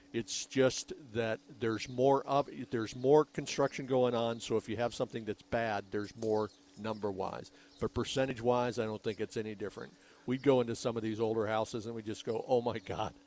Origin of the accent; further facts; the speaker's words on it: Rancho Ventura, Arizona, United States; the subdivision of the house that I grew up